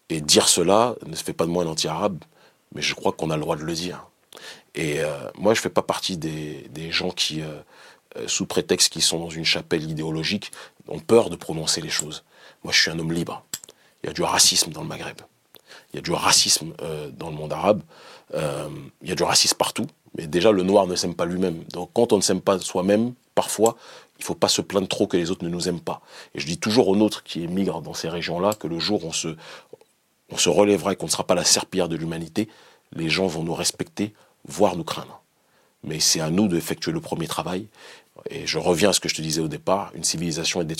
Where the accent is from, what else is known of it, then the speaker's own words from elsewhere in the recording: Benin; Moi, je suis issu du Bénin.